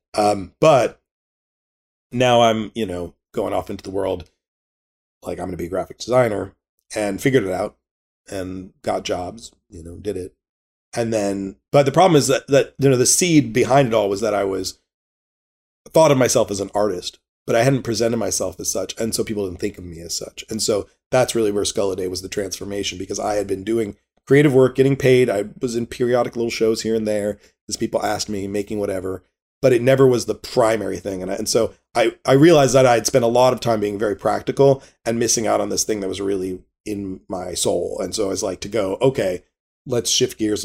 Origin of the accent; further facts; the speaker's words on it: Richmond, Virginia, United States; growing up in Richmond, Virginia in the 70s and 80s